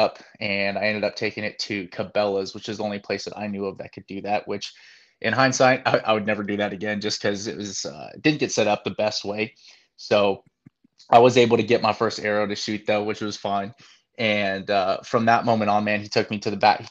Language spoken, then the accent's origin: English; Northern California, United States; moved away; I'm originally from Northern California